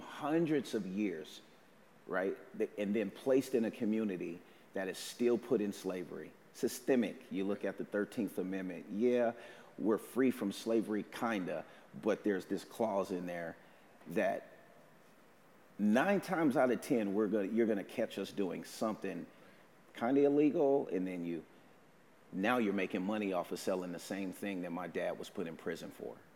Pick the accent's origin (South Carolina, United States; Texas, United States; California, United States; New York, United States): California, United States; Oakland; moved away as an adult; now in Vancouver; I'm from Oakland, California